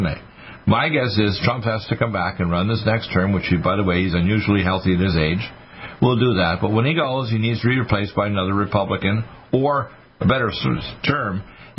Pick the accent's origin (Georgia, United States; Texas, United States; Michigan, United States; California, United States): Michigan, United States; Detroit; I was born in Detroit, Michigan 69 years ago, this coming February 15th